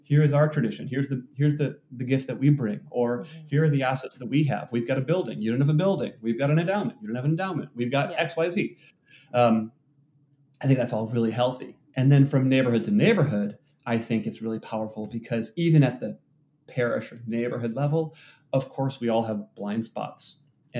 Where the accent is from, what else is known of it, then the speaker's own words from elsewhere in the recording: Wisconsin, United States; now in Seattle, United States; I grew up in Wisconsin in a white evangelical, you know, small town